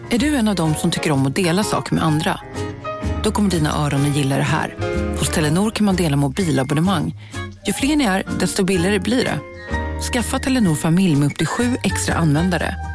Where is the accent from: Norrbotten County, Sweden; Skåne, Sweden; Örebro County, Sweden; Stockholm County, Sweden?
Stockholm County, Sweden; Stockholm; Jag är, är, är från stad, jag är från Stockholm.